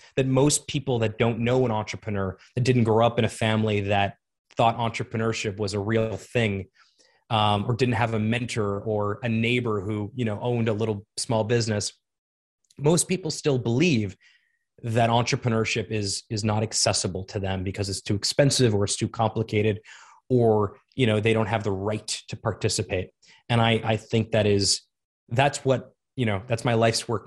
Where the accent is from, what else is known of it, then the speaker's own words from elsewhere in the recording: South Florida, United States; moved away as an adult; also born or lived in Montreal, Canada / Toronto, Canada / Ottawa, Canada; I grew up in South Florida